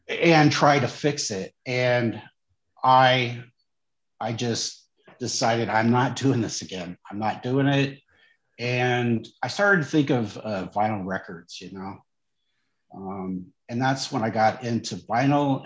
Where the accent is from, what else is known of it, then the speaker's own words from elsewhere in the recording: St. Joseph, Missouri, United States; where I grew up was in St. Joseph, Missouri, the metro area